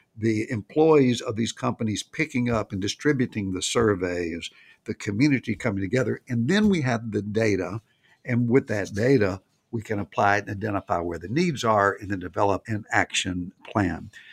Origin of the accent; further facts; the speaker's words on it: Nashville, Tennessee, United States; it was Nashville, 'cause that's my hometown